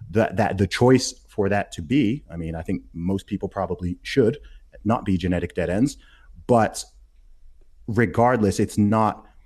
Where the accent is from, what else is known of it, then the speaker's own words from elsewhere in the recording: Saudi Arabia; So I'm a British Nigerian who grew up in Saudi Arabia and went to an American school.